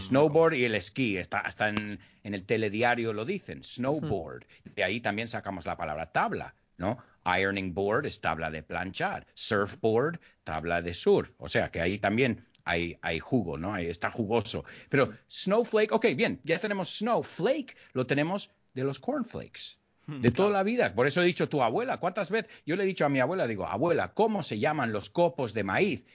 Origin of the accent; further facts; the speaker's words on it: United States; Spanish is a second language; moved away as an adult; now in Madrid, Spain; yo me crié en Estados Unidos